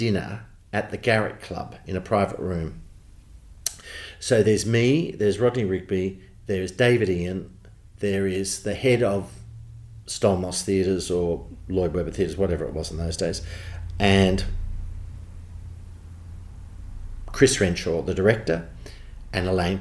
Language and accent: English; Australia; accent: Australian; I was very conscious of my Australian accent